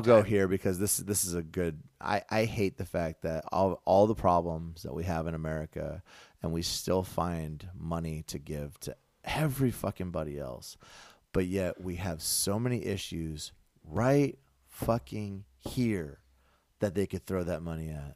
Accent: United States; I'm an American

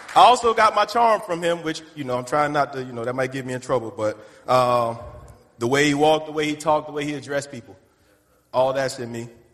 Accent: the Carolinas, United States; I'm from Carolina, so we walk around and do this to everybody

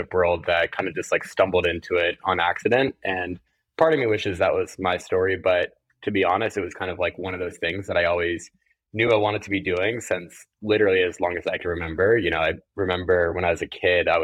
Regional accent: California, United States; moved away as an adult; also born or lived in Ohio; now in New York, United States; I grew up in California, actually, not too, not too far from where you are in LA.

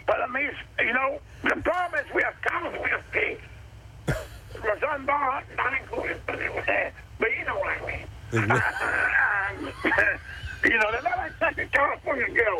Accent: New Mexico, United States; growing up in New Mexico all my life

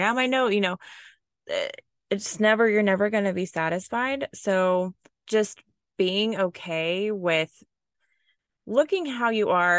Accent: Oklahoma, United States; I was born and raised in Oklahoma. Um, that's in the United States in the Midwest

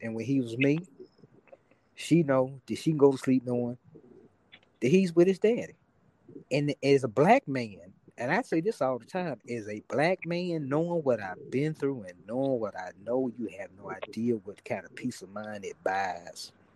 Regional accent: Memphis, Tennessee, United States; now in Dallas, United States; I'm from Memphis, and and you know, I'm I live in Dallas and I have to hear about my hometown every day

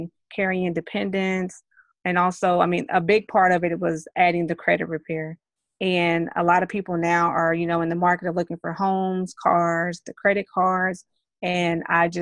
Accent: Dallas, Texas, United States; now in Lewisville, United States; I currently reside in Lewisville, but I am from Dallas, Texas

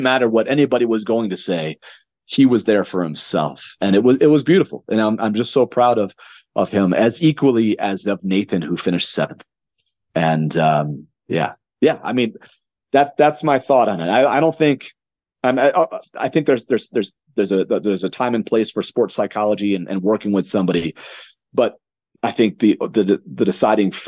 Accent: Connecticut, United States; moved away; I'm born and raised in Connecticut.

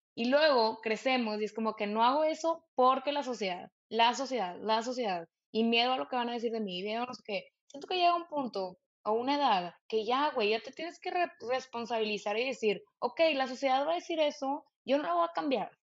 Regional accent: Monterrey, Nuevo León, Mexico; yo crecí en Monterrey

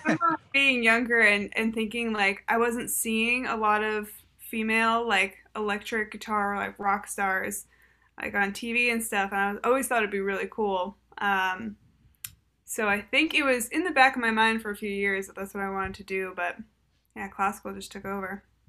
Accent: Boston, Massachusetts, United States; I'm from Boston.

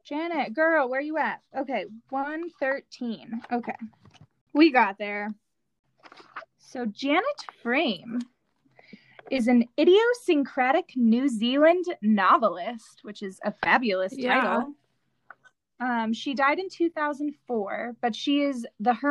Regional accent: United States; in our youth growing up in this country

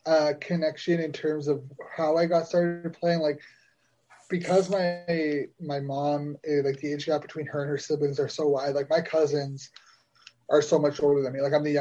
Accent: Ottawa, Ontario, Canada; So I would play Canadian. I mean, I didn't play high school because it's actually, in Ottawa at leas

